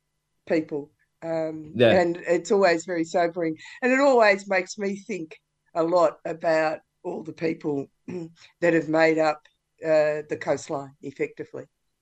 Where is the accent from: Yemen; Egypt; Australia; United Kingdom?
Australia; Warrnambool, Victoria; because I was brought up in Warrnambool, and I'm younger than a lot of the people in this film.